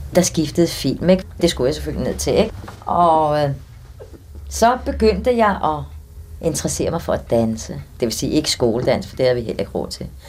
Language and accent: Danish; Copenhagen, Capital Region of Denmark, Denmark; Jeg er født i Adelgade, og, og det var et gammelt, fattigt kvarter